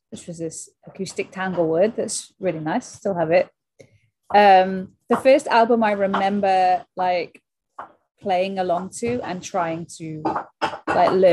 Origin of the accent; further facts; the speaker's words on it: Wales, United Kingdom; South Wales, yeah. So we would we were just just as so the big venue for us was Newport.